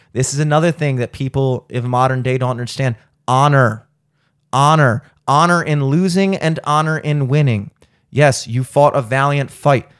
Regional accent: United States; I, as an American

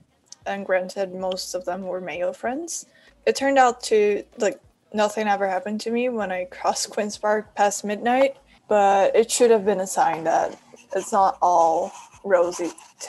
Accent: Brazil; now in Toronto, Canada; I am from Brazil

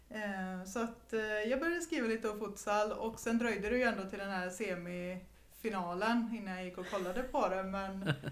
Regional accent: Sollefteå, Västernorrland County, Sweden; Jag är från Sollefteå.

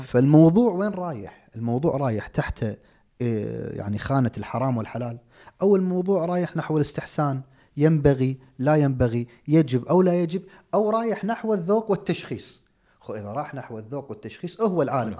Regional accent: Kuwait; عندنا في الكويت

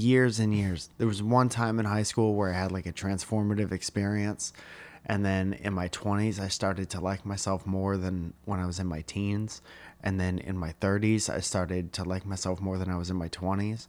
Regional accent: Stratford, Connecticut, United States; We're from Stratford

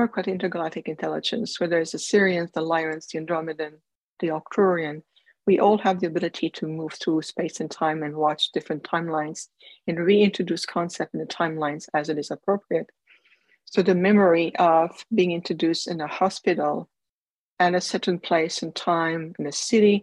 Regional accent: Canada; I was born in Canada

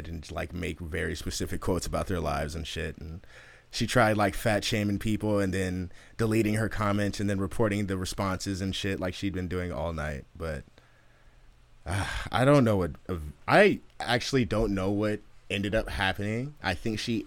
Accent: Oakland, California, United States; I'm from Oakland.

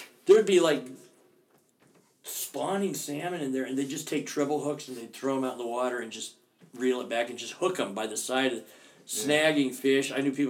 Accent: Seattle, Washington, United States; People oftentimes, if they find out I'm from Seattle, they say, hey, what's cool to see in Seattle?

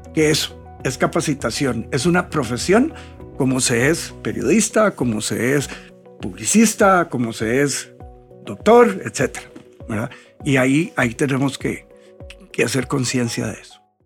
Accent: Costa Rica; lo más atractivo del país somos los costarricenses

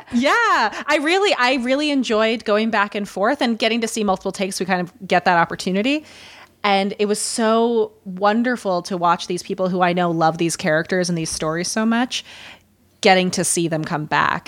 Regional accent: Midwest, United States; accent: Midwestern; I can already hear my Midwestern accent coming back

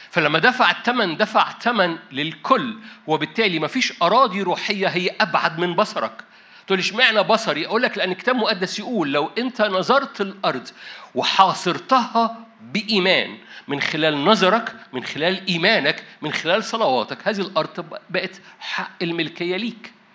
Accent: Egypt; انا مصري

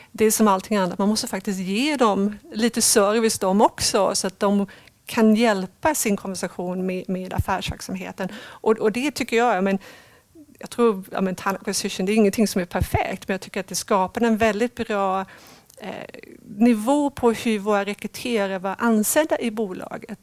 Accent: Sweden; moved away as an adult; also born or lived in England / London / Cambridge / Netherlands; jag är uppvuxen i Sverige men jag har bott 17 år utomlands och ganska nyligen, sedan två år tillbaka, har jag kommit tillbaka till Sverige

